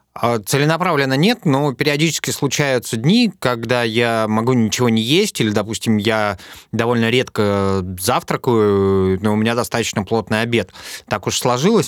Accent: Urals, Russia; Я тоже с Урала

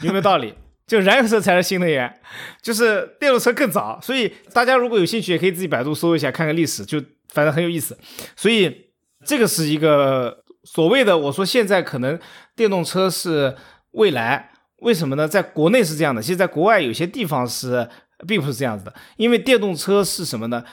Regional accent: China; 我们中国人

